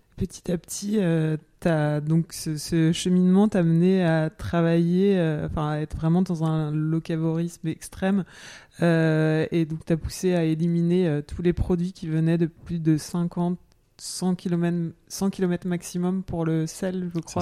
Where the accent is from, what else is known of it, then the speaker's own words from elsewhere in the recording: Jura, Bourgogne-Franche-Comté, France; je suis du Jura